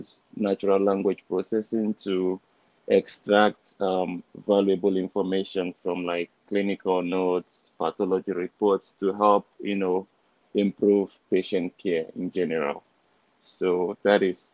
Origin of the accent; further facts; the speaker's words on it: Nigeria; moved away as an adult; now in Canada; originally I'm from Nigeria. So I was born and raised in Nigeria.